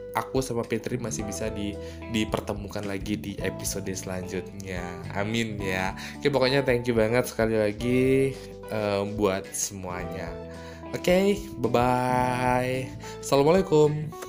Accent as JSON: {"language": "Indonesian", "region": "North Sumatra", "country": "Indonesia", "tie": "born or raised there", "accent": "Javanese Medan", "moved": "as an adult", "lives_now": "Medan, Indonesia", "said": "aku anak daerah yang merantau ke Medan jadi daerah asli aku itu kalau naik kereta api itu perjalanannya dari Medan ke kabupaten kota itu sekitar 6 jam"}